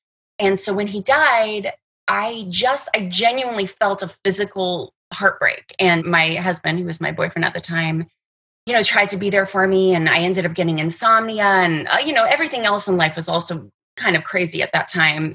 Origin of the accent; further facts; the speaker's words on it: Toronto, Ontario, Canada; now in Los Angeles, United States; I am originally from Canada, from Toronto, Canada. I've been living in LA for years and years and years